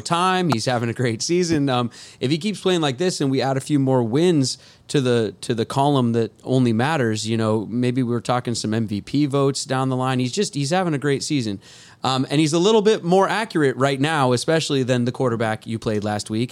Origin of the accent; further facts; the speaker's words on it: Edmonds, Washington, United States; I'm from Edmonds, Washington